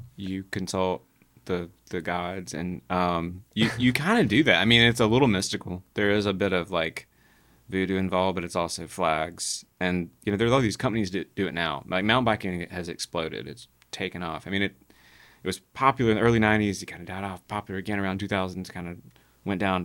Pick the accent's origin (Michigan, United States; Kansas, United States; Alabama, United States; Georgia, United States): Alabama, United States; Childersburg; I'm from Childersburg, like down down Highway 280 from Birmingham